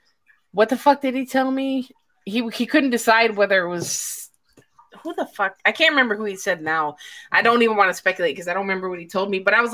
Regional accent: Illinois, United States; I was raised in Illinois

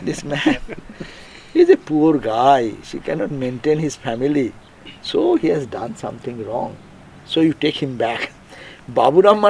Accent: India

